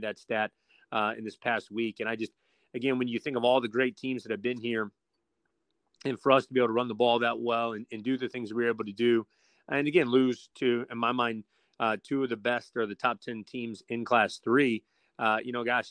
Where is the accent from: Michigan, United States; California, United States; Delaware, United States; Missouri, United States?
Missouri, United States; St. Louis; now in Chillicothe, United States; Born and raised in St. Louis